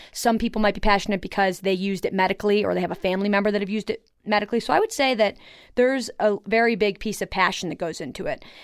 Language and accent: English; Buffalo, New York, United States; now in Colorado, United States; I grew up in Buffalo, New York